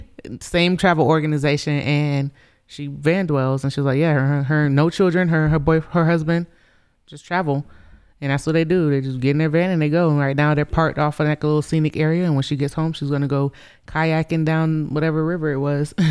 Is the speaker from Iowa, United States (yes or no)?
no; Gainesville, Florida, United States; moved away as an adult; now in Colorado, United States; I grew up in Florida, you know, in Gainesville, Florida